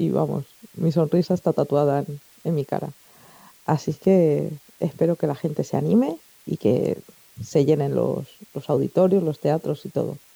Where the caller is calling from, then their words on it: Elche, Valencian Community, Spain; Hola Manolo